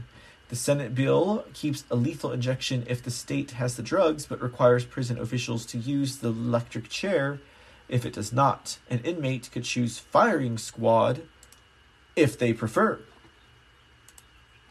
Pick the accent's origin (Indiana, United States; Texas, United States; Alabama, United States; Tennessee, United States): Texas, United States; I'm from Texas